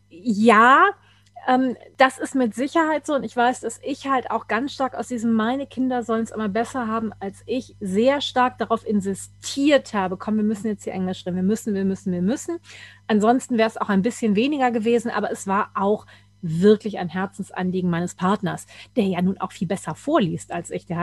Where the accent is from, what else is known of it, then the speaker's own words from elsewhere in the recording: Germany; first language German; Und ich denke, ja, das ist meine Muttersprache.